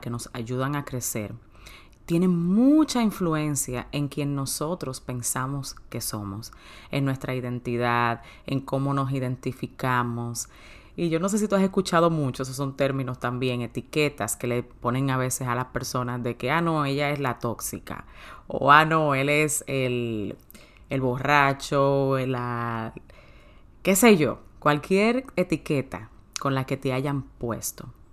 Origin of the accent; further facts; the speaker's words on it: Dominican Republic; Yo nací en República Dominicana